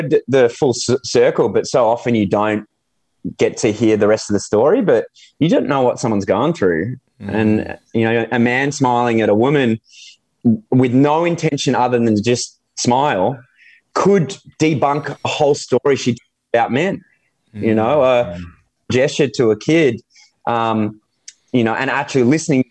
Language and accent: English; Australia; moved away as an adult; also born or lived in United Kingdom; I'm an Aussie in the UK